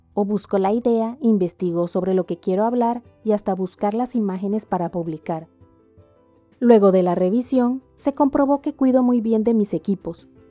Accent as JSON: {"language": "Spanish", "country": "Panama", "said": "mi país, que es Panamá"}